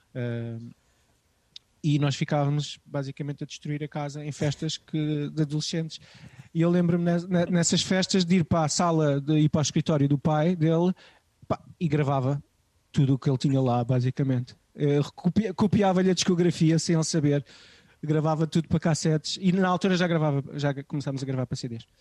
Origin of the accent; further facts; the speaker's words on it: Amadora, Lisbon, Portugal; nos subúrbios de Lisboa onde eu cresci, eh, na Amadora e em Benfica